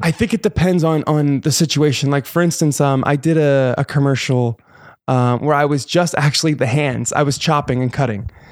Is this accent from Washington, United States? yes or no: no; New Jersey, United States; moved away as an adult; also born or lived in New York City; now in Los Angeles, United States; I am from Jersey